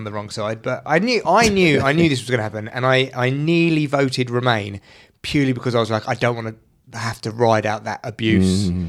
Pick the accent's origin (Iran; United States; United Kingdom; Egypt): United Kingdom; England; as an English person